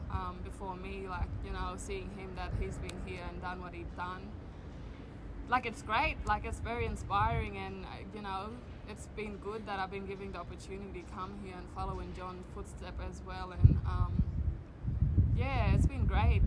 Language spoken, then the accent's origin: English; Borroloola, Northern Territory, Australia; I'm originally from Northern Territory, a small remote community called Borroloola. It's like 12 hours drive out of Darwin.